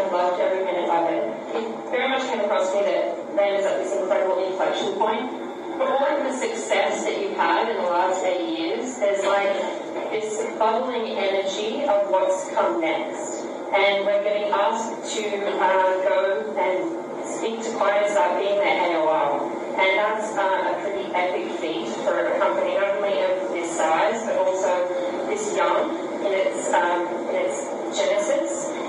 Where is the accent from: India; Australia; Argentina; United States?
Australia; I'm Australian. I joined 6 months ago